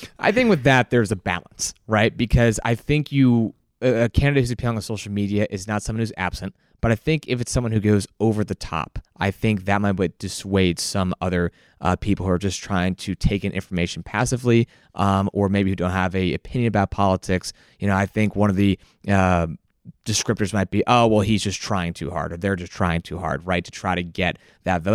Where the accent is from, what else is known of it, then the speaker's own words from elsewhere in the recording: Barnegat Township, New Jersey, United States; from Barnegat Township, New Jersey.